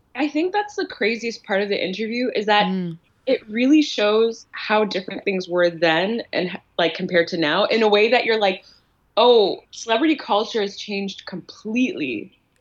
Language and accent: English; Ottawa, Ontario, Canada; moved away as an adult; now in Toronto, Canada; I grew up in Ottawa